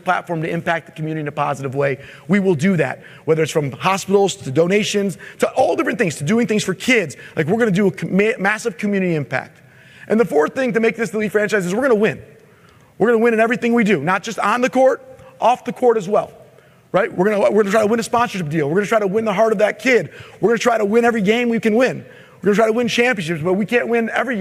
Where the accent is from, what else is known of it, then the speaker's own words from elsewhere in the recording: Michigan, United States; I'm from Michigan